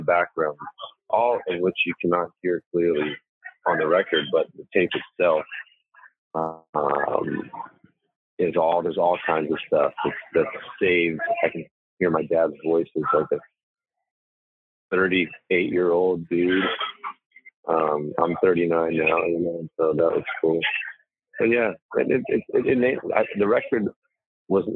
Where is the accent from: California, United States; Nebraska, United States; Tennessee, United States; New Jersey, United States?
Tennessee, United States; Old Hickory; when I grew up in Old Hickory, Tennessee, we grew up on Cleve Street